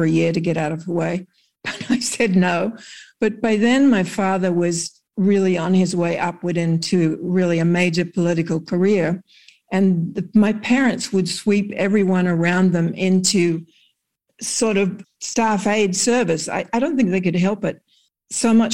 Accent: Broken Hill, New South Wales, Australia; moved away as an adult; now in United States; I was born in Broken Hill

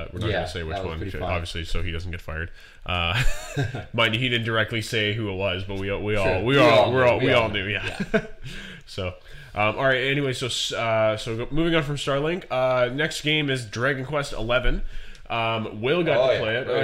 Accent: Canada; I'm from Canada

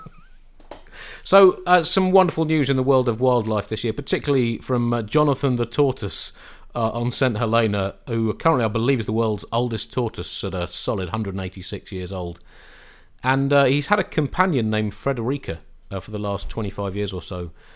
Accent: United Kingdom; as a British person

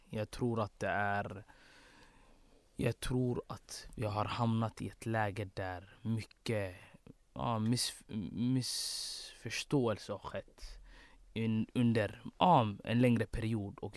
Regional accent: Blekinge, Sweden; born or raised there

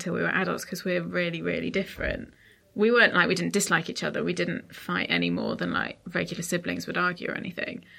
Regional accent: Portsmouth, South East England, United Kingdom; we're from Portsmouth

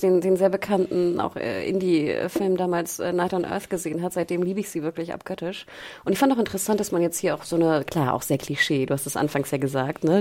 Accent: Germany; als Deutsche denkst

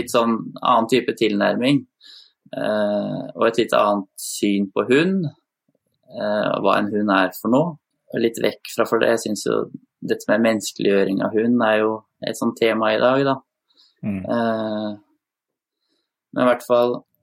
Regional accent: Sarpsborg, Østfold, Norway; opprinnelig fra Østfold, eller det som var Østfold, Sarpsborg. Så det er der jeg vokste opp, da.

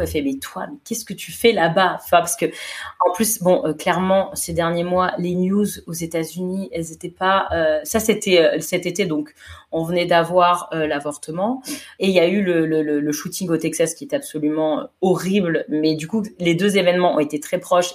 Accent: France; moved away as an adult; now in United States; je suis française

